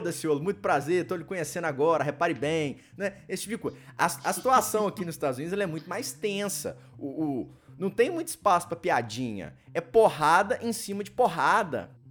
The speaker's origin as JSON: {"language": "Portuguese", "country": "Brazil", "moved": "yes", "lives_now": "United States", "said": "a gente, enquanto brasileiro"}